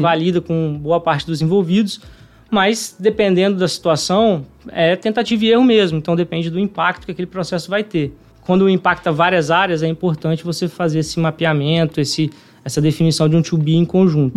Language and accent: Portuguese; Vitória, Espírito Santo, Brazil; então sou capixaba, né? Nasci aqui em Vitória.